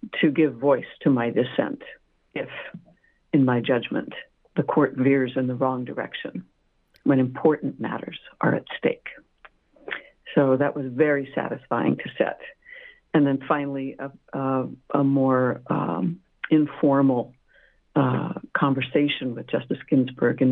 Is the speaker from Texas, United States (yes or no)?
no; Montclair, California, United States; moved away; my homeland, because I grew up in Southern California, Montclair